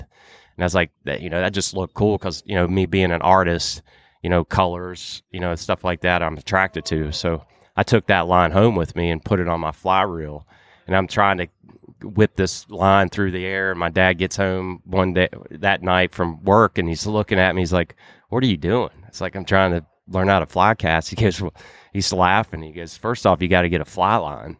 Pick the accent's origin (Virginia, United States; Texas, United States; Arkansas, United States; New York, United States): Virginia, United States; when I was growing up in Virginia